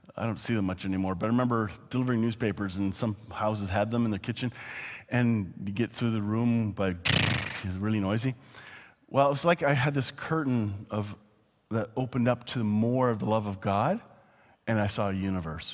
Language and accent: English; Canada; I'm not just saying that as a Canadian